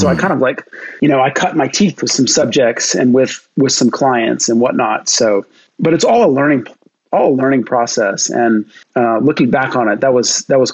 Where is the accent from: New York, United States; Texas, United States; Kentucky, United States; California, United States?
Texas, United States; Dallas; I'm from Dallas